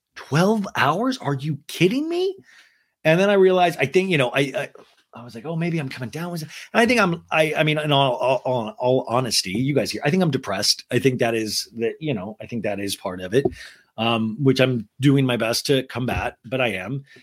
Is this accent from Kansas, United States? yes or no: yes; Kansas, United States; I grew up in Kansas